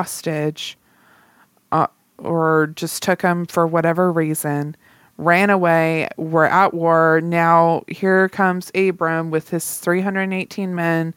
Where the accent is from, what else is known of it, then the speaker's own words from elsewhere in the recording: the South, United States; accent: Southern; I'm from the South